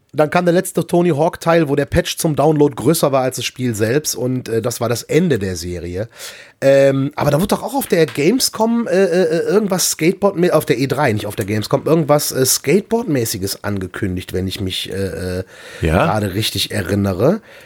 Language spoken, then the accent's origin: German; Erkrath, North Rhine-Westphalia, Germany; meinen Heimatort Erkrath